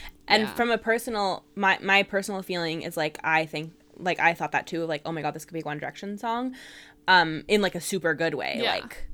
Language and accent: English; California, United States; I'm obviously very intrigued about all the Bay Area references because, you know, that's my home, mm-hmm. my hometown.